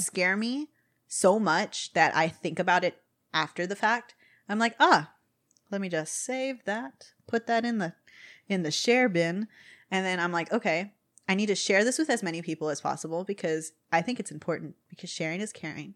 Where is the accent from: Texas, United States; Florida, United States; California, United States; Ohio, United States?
Texas, United States; we're all from Texas